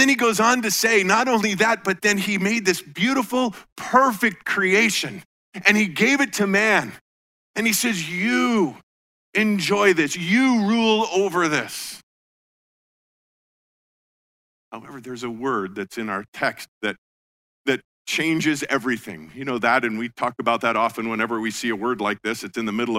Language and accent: English; Colorado, United States; moved away as an adult; also born or lived in Iowa; I grew up in Colorado and, you know, mile high air